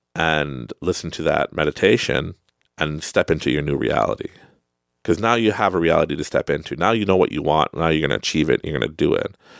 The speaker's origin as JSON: {"language": "English", "country": "Canada", "accent": "Canadian", "said": "You can hear my Canadian accent"}